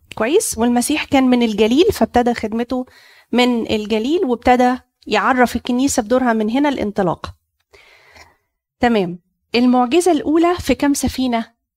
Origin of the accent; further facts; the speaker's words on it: Cairo Governorate, Egypt; عندنا في مصر القديمة